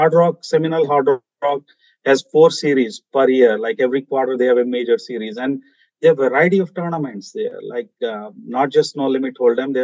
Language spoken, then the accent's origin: English; India; moved away; I'm originally, as I mentioned, I'm from India.